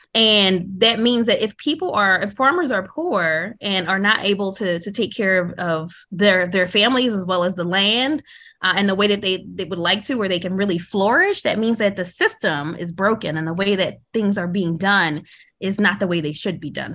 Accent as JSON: {"language": "English", "town": "Philadelphia", "region": "Pennsylvania", "country": "United States", "tie": "born or raised there", "said": "living in a city growing up in Philadelphia"}